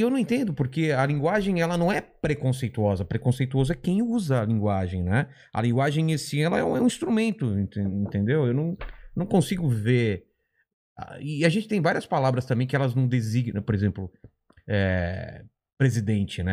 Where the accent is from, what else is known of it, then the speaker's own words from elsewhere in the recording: ABC Paulista, São Paulo, Brazil; Eu já sou do ABC, já era distante de São Paulo